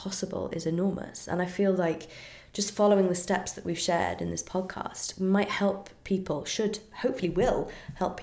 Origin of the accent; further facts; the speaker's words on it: United Kingdom; I'm very British.